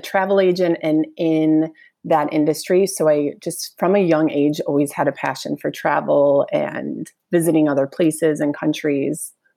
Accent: Northbrook, Illinois, United States; I grew up in Northbrook

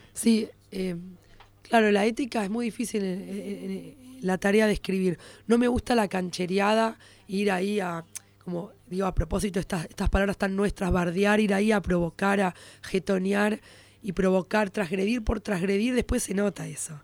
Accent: Buenos Aires, Argentina; Y además soy judía porteña, clase media.

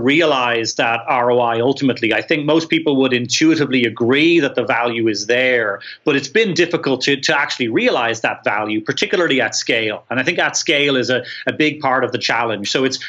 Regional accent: Ireland; I'm Irish

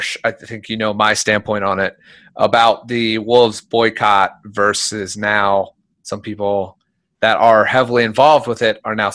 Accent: Philadelphia, Pennsylvania, United States; I grew up in Philadelphia

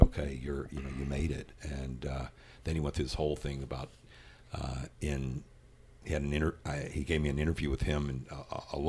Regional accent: Louisville, Kentucky, United States; moved away; my life growing up in Louisville, Kentucky

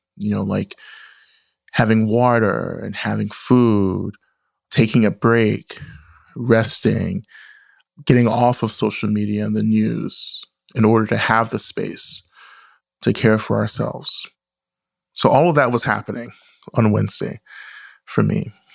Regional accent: the South, United States; the stories and the experiences I grew up with in the South

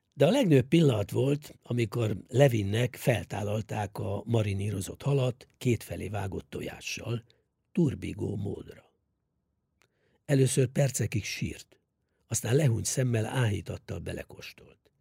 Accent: Hungary; Számunkra, magyarok számára

